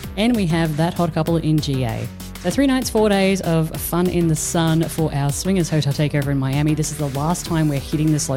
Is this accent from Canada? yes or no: no; Australia; now in Netherlands; we're Australian, we live in the Netherlands